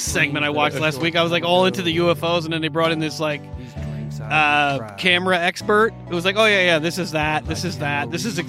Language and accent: English; New York, United States; from my hometown.